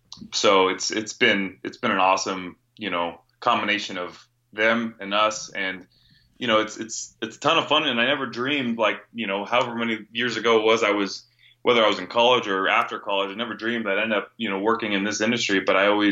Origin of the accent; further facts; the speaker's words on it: California, United States; No, I grew up, born and raised in Northern California. I've only lived here in Arizona for, gosh, about years.